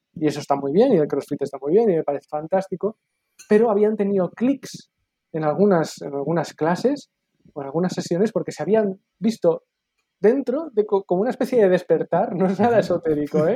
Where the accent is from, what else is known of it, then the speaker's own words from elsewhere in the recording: Barcelona, Catalonia, Spain; aquí en Cataluña, en Barcelona, y me considero barcelonés y me considero catalán y me considero español